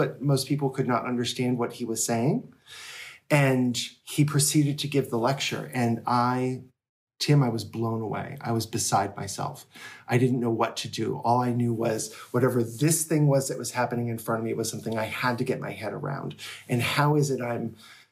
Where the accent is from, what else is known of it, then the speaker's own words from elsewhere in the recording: Rochester, New Hampshire, United States; this town, Rochester, New Hampshire. And that's my hometown